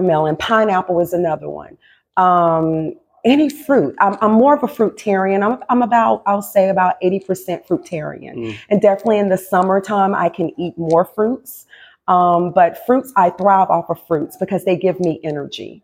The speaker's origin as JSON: {"language": "English", "region": "North Carolina", "country": "United States", "tie": "born or raised there", "also_born_or_lived": "Low Country, South Carolina", "moved": "yes", "lives_now": "Charleston, United States", "said": "I'm born and raised in North Carolina"}